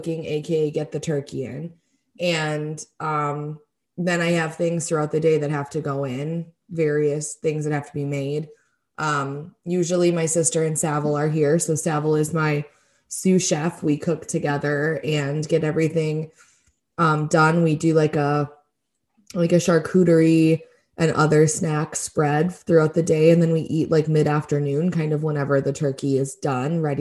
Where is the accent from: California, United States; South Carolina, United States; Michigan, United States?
Michigan, United States; growing up in Michigan and always having a real Christmas tree